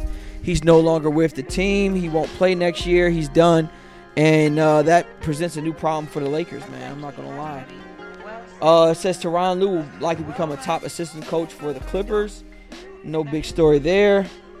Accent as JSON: {"language": "English", "town": "Newark", "region": "New Jersey", "country": "United States", "tie": "born or raised there", "moved": "yes", "said": "Shout out to my hometown, Newark, New Jersey, where it all started at."}